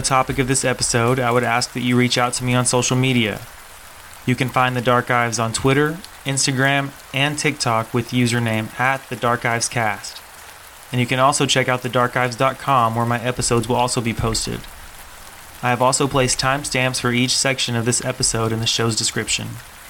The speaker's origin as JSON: {"language": "English", "region": "Eastern Kentucky", "country": "United States", "tie": "born or raised there", "said": "I'm originally from Eastern Kentucky"}